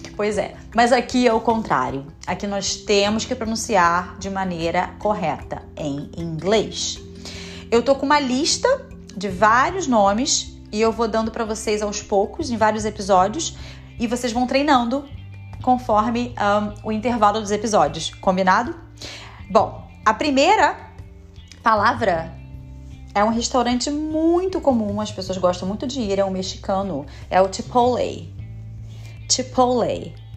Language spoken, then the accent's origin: Portuguese; Brazil; moved away as an adult; now in United States; eu também sou brasileira